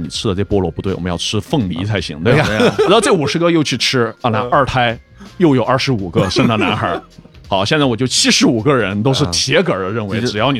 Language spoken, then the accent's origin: Chinese; Sichuan, China; moved away; also born or lived in United States; 我们四川人